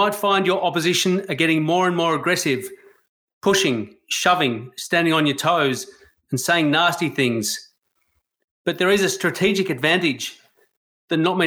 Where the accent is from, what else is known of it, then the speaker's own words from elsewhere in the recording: Australia; I love being Australian